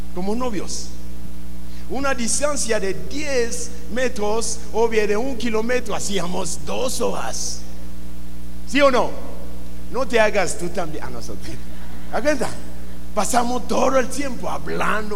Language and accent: Spanish; Mexico; por qué nacimos en México?